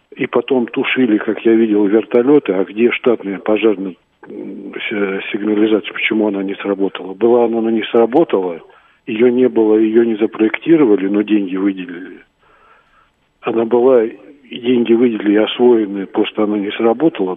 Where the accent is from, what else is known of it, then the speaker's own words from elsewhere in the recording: Sevastopol, Ukraine; Я просто родился в Севастополе